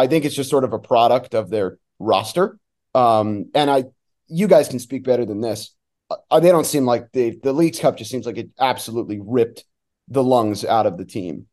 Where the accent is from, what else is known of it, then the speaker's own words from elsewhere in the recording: New Jersey, United States; moved away; I'm from New Jersey